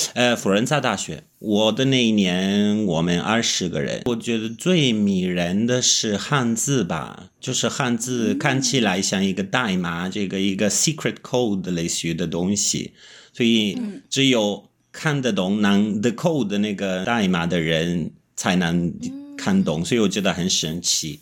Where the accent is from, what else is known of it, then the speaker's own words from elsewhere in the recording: Italy; Chinese is a second language; moved away as an adult; also born or lived in Kunming, China / Beijing, China / Shanghai, China; 我是意大利人，但是我断断续续地在中国住过十年了